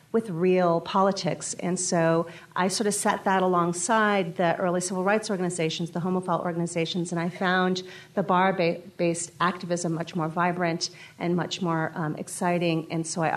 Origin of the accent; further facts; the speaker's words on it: Bay Area, California, United States; I had grown up in the Bay Area